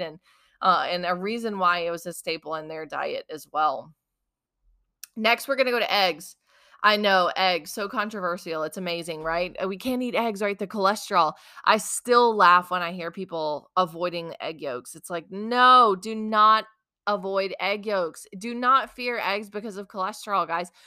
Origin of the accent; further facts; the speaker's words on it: South Mississippi, United States; I grew up in South Mississippi